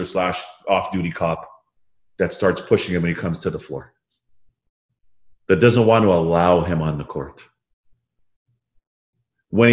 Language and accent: English; Toronto, Ontario, Canada; Toronto Raptors and my hometown, the Raptors